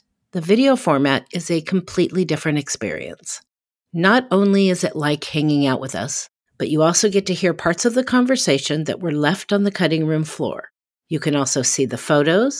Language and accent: English; Portland, Oregon, United States; my hometown of Portland, Oregon